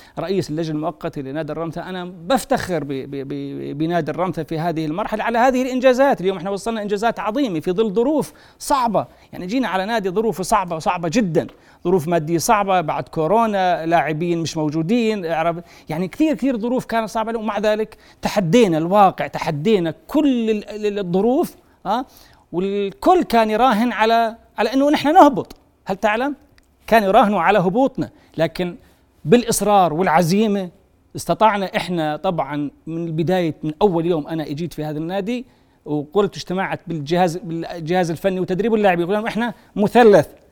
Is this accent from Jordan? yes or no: yes; Jordan